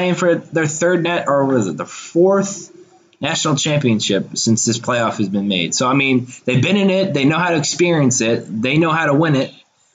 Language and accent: English; South Carolina, United States; I'm from South Carolina